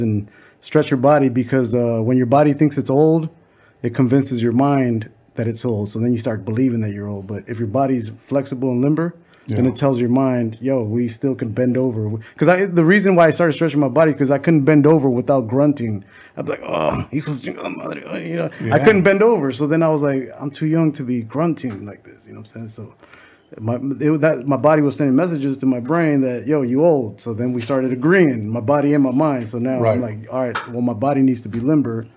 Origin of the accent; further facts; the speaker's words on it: Los Angeles, California, United States; also born or lived in the Valley; I grew up in Echo Park